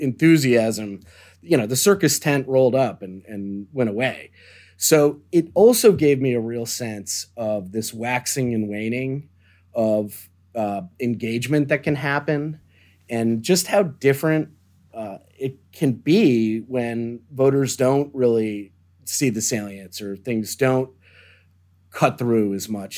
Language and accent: English; Deerfield, Illinois, United States; moved away; I grew up, um, in the suburbs of Chicago on what's known as the North Shore in a town called Deerfield, Illinois.